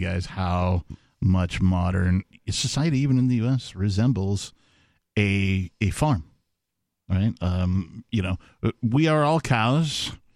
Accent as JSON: {"language": "English", "region": "Wisconsin", "country": "United States", "tie": "born or raised there", "said": "growing up in Wisconsin, I did see a number of uh, cow fields"}